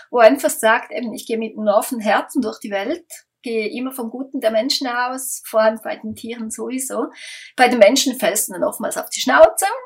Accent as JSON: {"language": "German", "country": "Switzerland", "said": "da kommen wir aus der Schweiz"}